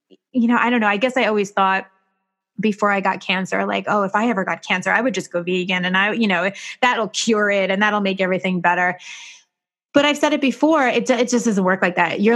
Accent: New York, United States; I'm a New Yorker

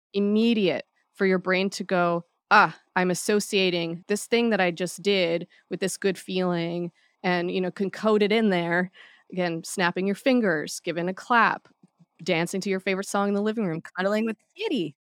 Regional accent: Hawaii, United States; I grew up in Hawaii

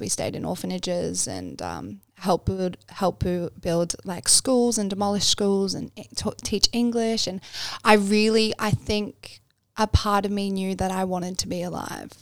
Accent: Bribie Island, Queensland, Australia; also born or lived in Canberra / Braidwood; now in Sunshine Coast, Australia; we moved to Bribey Island, which is where I grew up, um, when, when I was quite young

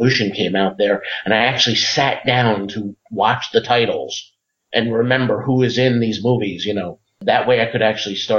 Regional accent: New Jersey, United States; I grew up in New Jersey

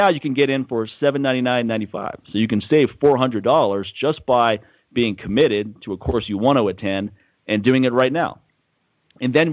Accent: McLean, Virginia, United States; my hometown, McLean, Virginia

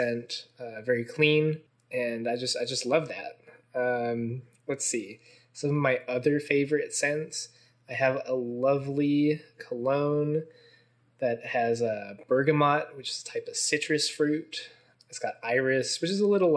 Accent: Mason, Ohio, United States; also born or lived in Cincinnati, Ohio; I grew up in Mason, Ohio, just like you did.

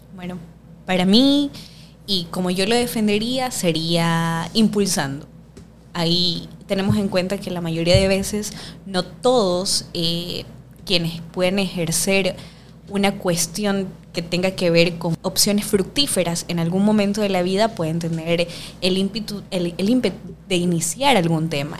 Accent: Guayaquil, Guayas, Ecuador; soy guayaquileña, más guayaca que el encebollado

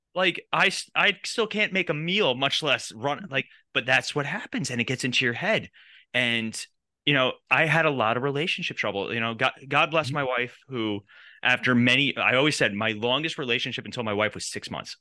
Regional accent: New York, United States; We grew up in New York.

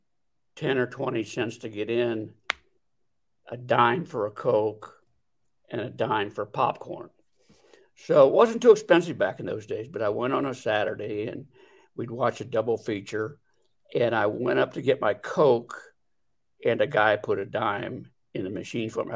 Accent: Delaware, Ohio, United States; I come from Delaware, Ohio, where I was for all my working life was in the custom clothing business

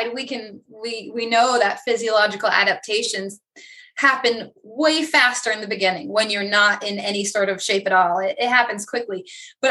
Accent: Vermont, United States; now in Myrtle Beach, United States; I'm originally from Vermont, and I will tell people always that's where I'm from. but I currently live in South Carolina, Myrtle Beach area.

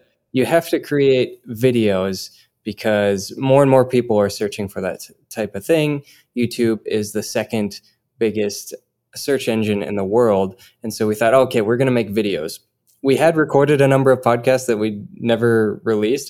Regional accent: Minnesota, United States; I'm originally from Minnesota

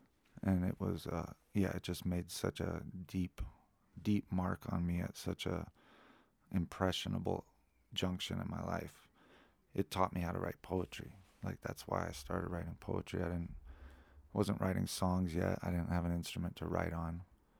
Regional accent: Lafayette, Colorado, United States; born there; No, I was born at home in Lafayette.

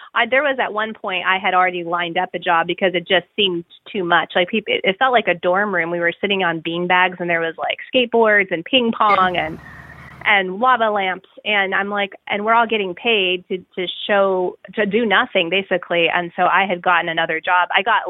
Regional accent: Southwest, United States; I grew up in the Southwest, and there's so much great influence of, you know, Native American jewelry.

